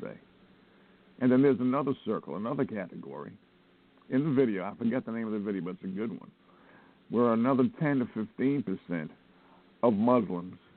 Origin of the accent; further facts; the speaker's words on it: United States; I'm an American